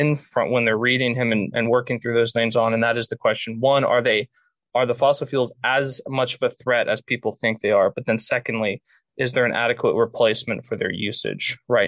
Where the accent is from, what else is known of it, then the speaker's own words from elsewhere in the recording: Pennsylvania, United States; I'm from Pennsylvania